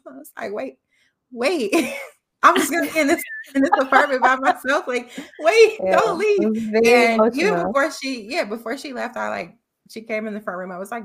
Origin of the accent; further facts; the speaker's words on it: Chicago, Illinois, United States; moved away as an adult; also born or lived in Los Angeles; growing up in Chicago and going to school, going to college nearby Chicago